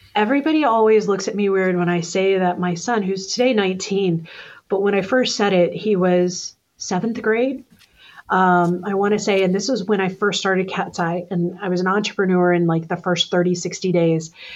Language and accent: English; Texas, United States; Being a Texan